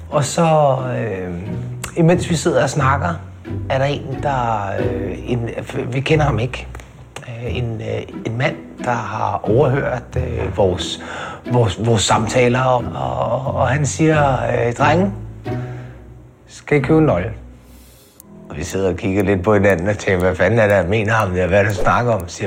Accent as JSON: {"language": "Danish", "town": "Amager", "region": "Capital Region of Denmark", "country": "Denmark", "tie": "born or raised there", "said": "Jeg er øh, født og opvokset på Amager."}